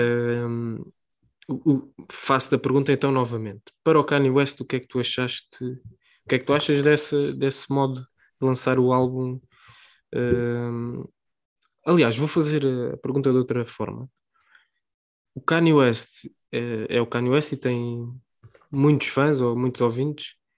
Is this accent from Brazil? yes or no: no; Portugal; nós somos portugueses